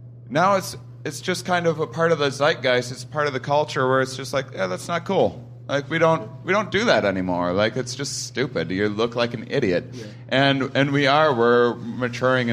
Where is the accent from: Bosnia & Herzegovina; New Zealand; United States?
United States; Midwest; I'm from the Midwest